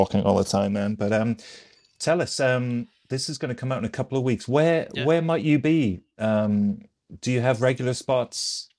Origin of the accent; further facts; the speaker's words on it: Ireland; now in United States; I'm from Ireland.